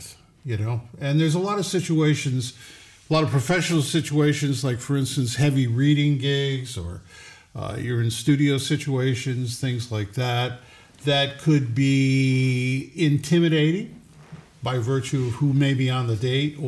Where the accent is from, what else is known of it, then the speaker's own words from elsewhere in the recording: Troy, New York, United States; moved away as an adult; now in West Hurley, United States; I was born in Troy, New York